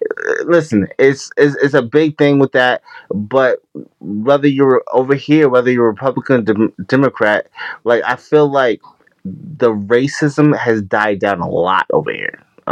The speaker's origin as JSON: {"language": "English", "town": "New York City", "region": "New York", "country": "United States", "moved": "yes", "lives_now": "Albany, United States", "said": "I'm in the capital of New York, everyone. I'm in Albany, New York, yeah. But I'm from Queens, New York"}